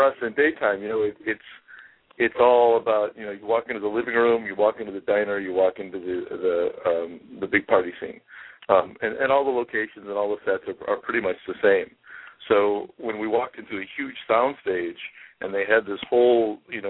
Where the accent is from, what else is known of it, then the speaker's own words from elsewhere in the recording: Midwest, United States; moved away; also born or lived in California / New York; born and raised in the Midwest and had traveled very little as a child